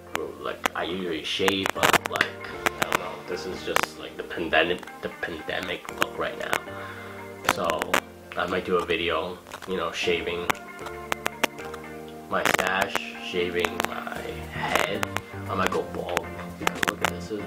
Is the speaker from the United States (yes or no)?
yes; United States; we were raised and born here. I consider myself as American